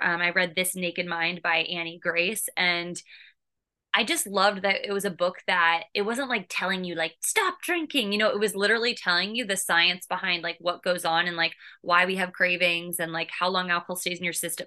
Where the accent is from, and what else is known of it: California, United States; moved away as an adult; also born or lived in Boston; now in New York City, United States